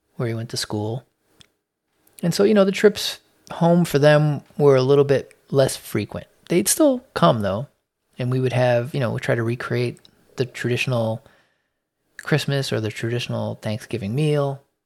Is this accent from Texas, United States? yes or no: no; Chicago, Illinois, United States; I was born in Chicago, in the city, uh, in the Logan Square neighborhood